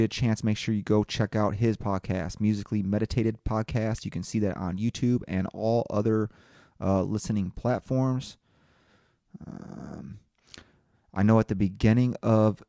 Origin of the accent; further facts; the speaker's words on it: Indiana, United States; That's my home state